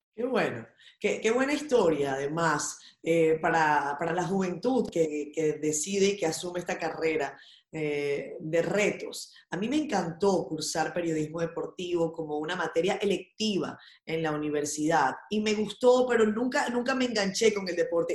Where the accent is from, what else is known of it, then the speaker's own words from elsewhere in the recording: Venezuela; now in Dominican Republic; mi infancia navideña venezolana